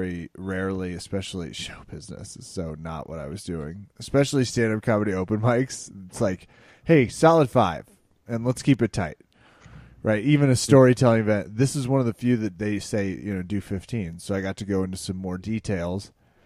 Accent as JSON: {"language": "English", "region": "Midwest", "country": "United States", "said": "as a Midwesterner"}